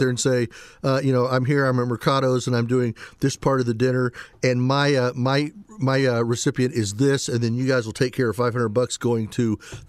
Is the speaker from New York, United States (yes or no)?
no; Indianapolis, Indiana, United States; moved away as an adult; now in Fort Wayne, United States; I grew up in Indianapolis. I first came to Fort Wayne in 1978. And fell in love with this city.